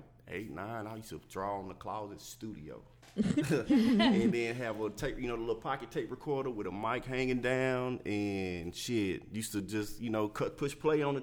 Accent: Dallas, Texas, United States; I'm a native, born and raised

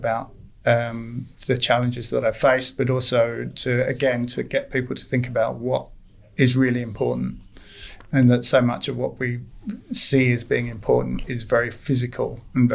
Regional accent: London, United Kingdom; moved away; I'm from London originally

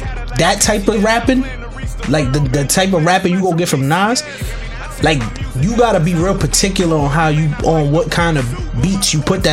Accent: New York, United States; I'm from New York. I got a lot of New York bias.

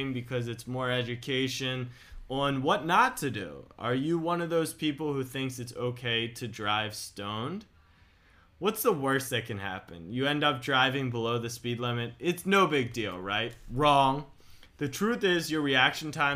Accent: Baltimore, Maryland, United States; I grew up in Baltimore.

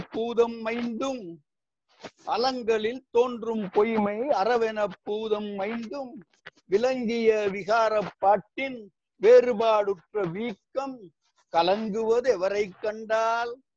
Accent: Srivaikuntam, Tamil Nadu, India; moved away as an adult; also born or lived in Tiruchirappalli, India / Karaikudi, India / Ranipet, India; now in Singapore; திருநெல்வேலி மாவட்டத்தில் ஸ்ரீவைகுண்டத்தில் ஆயிரத்தி தொள்ளாயிரத்தி நாற்பத்தி ஆண்டாம் ஆறு பிறந்தேன் இப்போ வயசு எழுபத்தைந்து எஸ்எஸ்எல்சி வரைக்கும் ஸ்ரீவைகுண்டத்துல

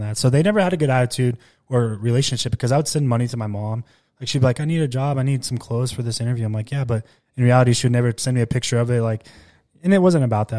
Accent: Klamath Falls, Oregon, United States; moved away as an adult; also born or lived in Bakersfield, California; I was born in Bakersfield, but we grew up in southern Oregon

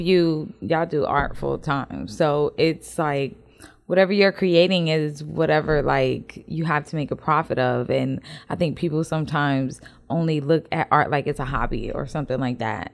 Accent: the North, United States; accent: northern; now in Houston, United States; my northern accent

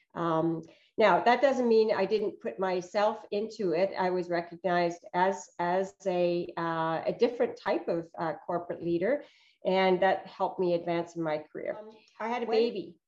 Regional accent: Canada; also born or lived in Northern Europe; I came to Canada from Northern Europe when I was about 7

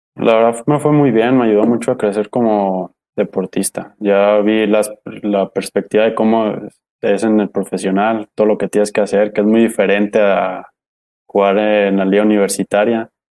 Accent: Jalisco, Mexico; soy de aquí, de Jalisco

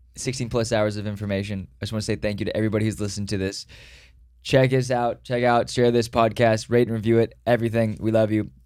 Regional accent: Dallas, Texas, United States; I was born in Dallas

